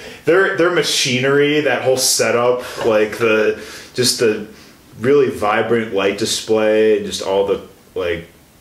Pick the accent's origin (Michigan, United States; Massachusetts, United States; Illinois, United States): Illinois, United States; Chicago; moved away as an adult; now in Milwaukee, United States; I'm originally from the Chicago area.